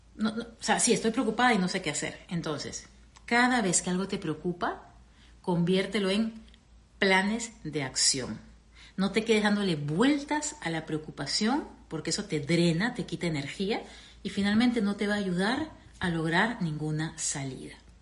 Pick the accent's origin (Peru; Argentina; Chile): Peru; moved away as an adult; also born or lived in Venezuela; now in United States; mi país, Perú